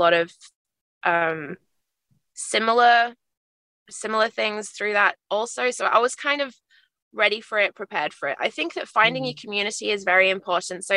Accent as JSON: {"language": "English", "country": "Australia", "said": "I've been referred to as some Australian wife"}